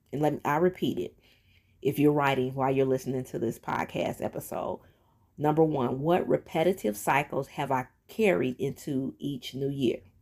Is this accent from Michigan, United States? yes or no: yes; Detroit, Michigan, United States; moved away as an adult; in my hometown, that's where I'm from, Detroit, Michigan